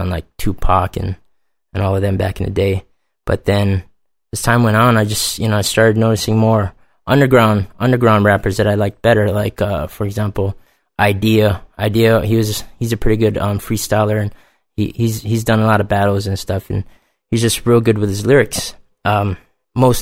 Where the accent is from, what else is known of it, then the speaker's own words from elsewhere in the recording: Hawaii, United States; moved away; I'm originally from Hawaii.